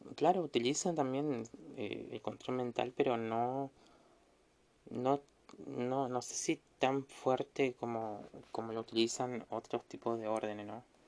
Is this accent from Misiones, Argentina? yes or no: yes; Misiones, Argentina; acá en Misiones en mi ciudad natal